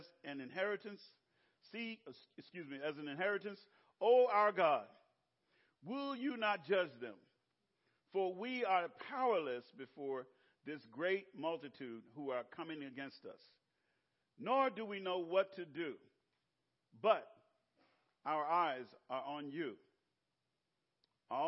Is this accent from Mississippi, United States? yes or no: yes; Clarksdale, Mississippi, United States; moved away; Clarksdale in my hometown